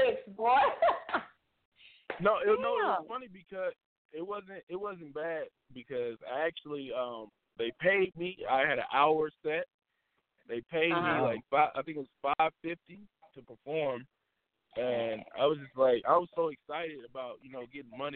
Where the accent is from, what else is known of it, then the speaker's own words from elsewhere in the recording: Indianapolis, Indiana, United States; I'm from Indianapolis, Indiana. Midwest all day, every day